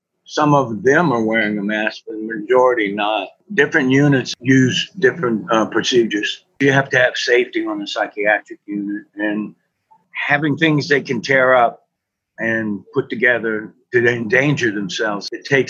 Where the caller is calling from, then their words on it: Lafayette, Louisiana, United States; I'm reporting from Lafayette, Louisiana.